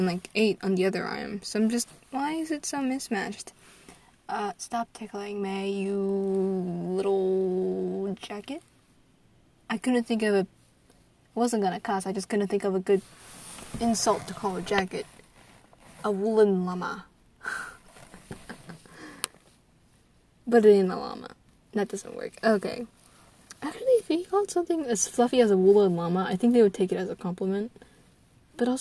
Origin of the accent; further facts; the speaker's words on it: United States; I'm an American sorceress